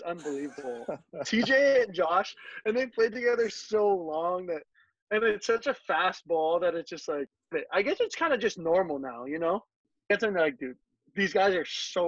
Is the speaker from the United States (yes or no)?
yes; Hawaii, United States; growing up in Hawaii